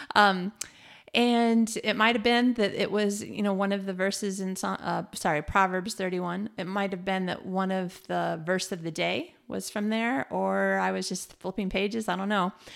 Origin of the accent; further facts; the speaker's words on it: Michigan, United States; moved away as an adult; also born or lived in New Zealand; now in Malmö, Sweden; we're from Michigan. We lived in New Zealand.